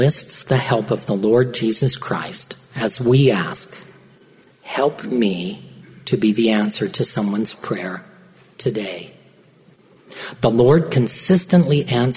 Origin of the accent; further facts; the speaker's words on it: Perry, Utah, United States; I grew up in Perry, Utah